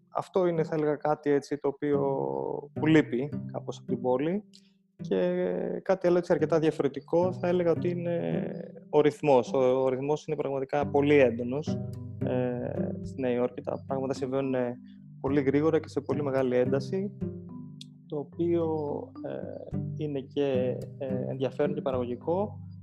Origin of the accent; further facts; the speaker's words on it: Athens, Attica, Greece; moved away as an adult; also born or lived in Thessaloniki / United States; μεγάλωσα στην Αθήνα ε, μέχρι να πάω και στο πανεπιστήμιο